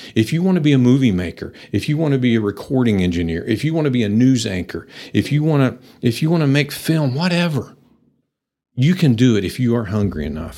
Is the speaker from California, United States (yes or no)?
no; Pampa, Texas, United States; also born or lived in Nashville; I'm a native to the area. I grew up in Pampa